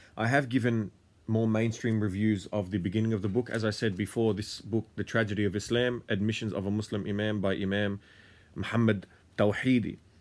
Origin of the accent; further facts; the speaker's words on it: Australia; also born or lived in Lebanon / Syria; I am someone who was born and raised in Australia